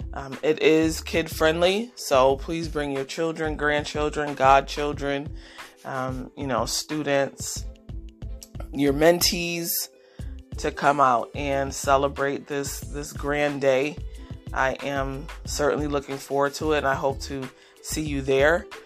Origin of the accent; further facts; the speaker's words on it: Rochester, New York, United States; Rochester, New York, which is my hometown.